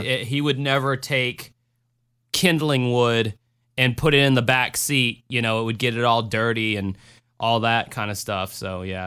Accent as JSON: {"language": "English", "region": "Florida", "country": "United States", "said": "I'm from Florida"}